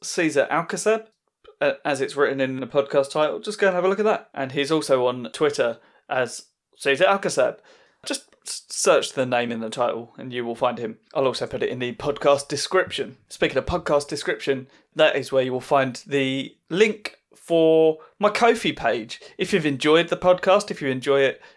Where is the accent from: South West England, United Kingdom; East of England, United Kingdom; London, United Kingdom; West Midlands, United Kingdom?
East of England, United Kingdom; Southend-on-Sea; I'm at the Alex next Sunday in Southend, which is my hometown gig.